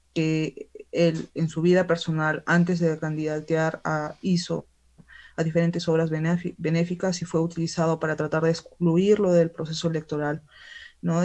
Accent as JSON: {"language": "Spanish", "region": "Arequipa", "country": "Peru", "said": "en el sur del Perú, específicamente acá en mi tierra, en Arequipa"}